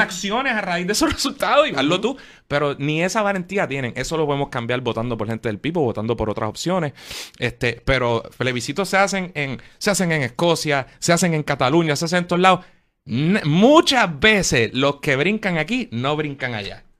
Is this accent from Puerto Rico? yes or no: yes; Puerto Rico